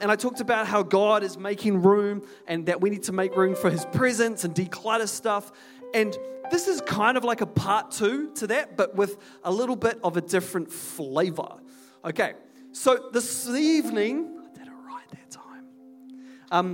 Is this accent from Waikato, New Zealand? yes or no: yes; Hamilton, Waikato, New Zealand; I'm from Hamilton originally